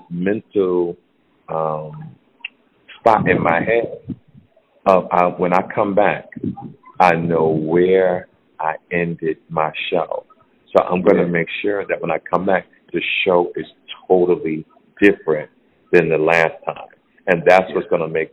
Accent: New Jersey, United States; my home state, New Jersey

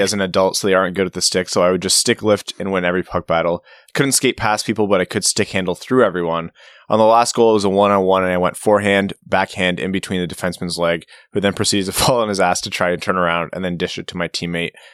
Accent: Windsor, Ontario, Canada; I grew up in Windsor, so I spent a good amount of time in Detroit.

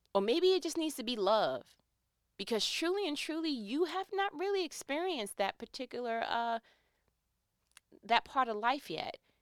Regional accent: New York, United States; accent: New York; I'm from New York. You know, from time to time, my accent kicks in.

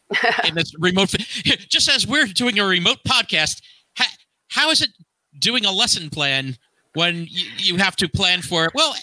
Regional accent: Hackensack, New Jersey, United States; growing up in the Hackensack district

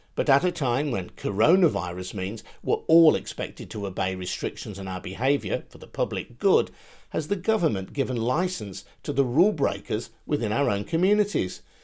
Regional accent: West Midlands, United Kingdom; also born or lived in Birmingham; mine of the West

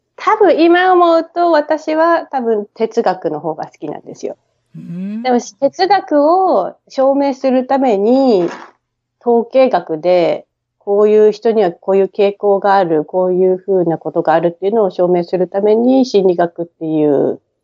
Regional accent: Tokyo, Japan; moved away as an adult; now in Brisbane, Australia; 大井町っていう品川の次の駅でずっと育ってますね

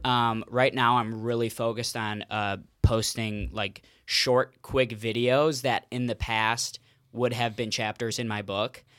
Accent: Cleveland, Ohio, United States; also born or lived in Mentor, Ohio / West Virginia; born and raised in Cleveland

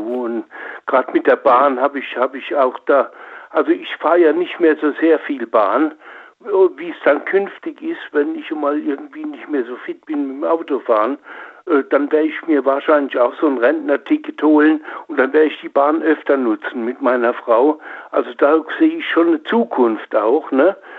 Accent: Oppenheim, Rhineland-Palatinate, Germany; ich bin in Oppenheim am Rhein geboren

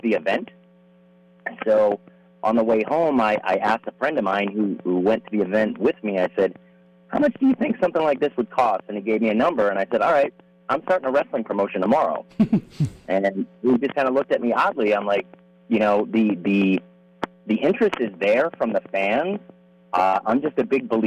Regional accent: New Jersey, United States; now in California, United States; I grew up in New Jersey

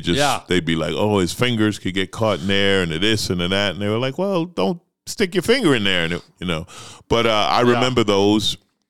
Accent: New York City, New York, United States; But I loved growing up in New York because you're exposed to every culture, right?

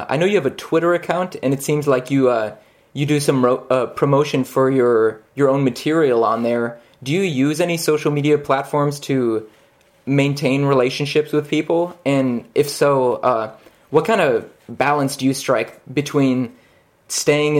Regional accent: Minneapolis, Minnesota, United States; now in La Crosse, United States; I hail from Twin Cities, Minnesota

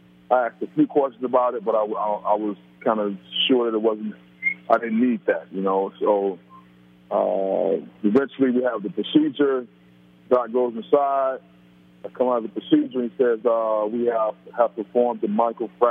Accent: Orlando, Florida, United States; also born or lived in New York; I grew up in Florida, in Orlando

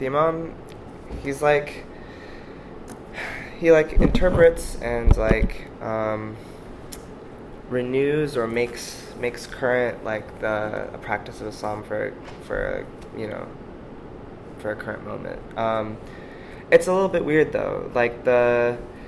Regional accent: Seattle, Washington, United States; moved away as an adult; now in New York, United States; I grew up in the in the Seattle area.

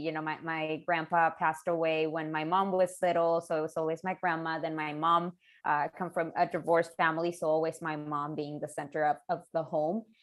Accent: Chihuahua, Mexico; moved away; There have been close to 2,000 women murdered in the past 25 years in my hometown.

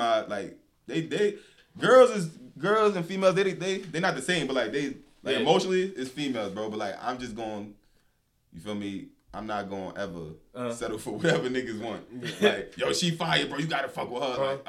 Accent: New York, United States; She seen I was from New York.

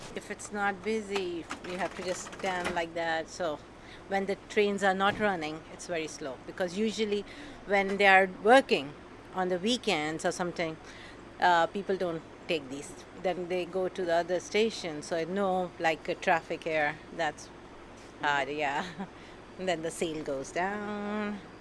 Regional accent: Pakistan; moved away as an adult; now in New York, United States; I'm from Pakistan.

